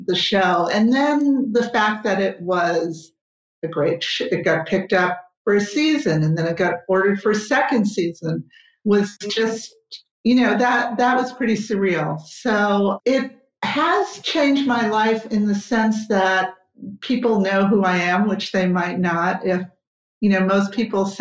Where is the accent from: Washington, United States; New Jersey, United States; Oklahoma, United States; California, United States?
New Jersey, United States; now in Los Angeles, United States; I'm from New Jersey, and New Jersey is basically the opposite